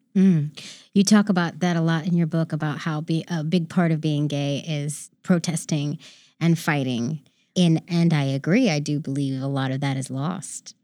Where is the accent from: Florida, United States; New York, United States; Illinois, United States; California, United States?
California, United States; San Francisco; I grew up in San Francisco